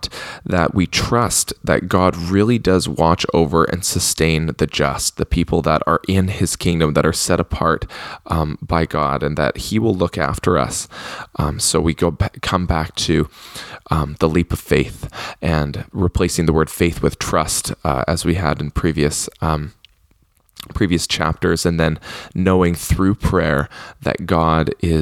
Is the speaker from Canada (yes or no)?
yes; Canada; I'm Canadian